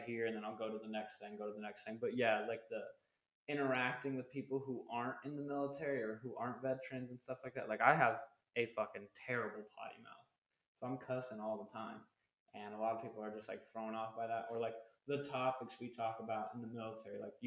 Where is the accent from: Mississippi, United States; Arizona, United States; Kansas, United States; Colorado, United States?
Arizona, United States; moved away as an adult; when I got back out of the military, I wanted to go back to Arizona where I live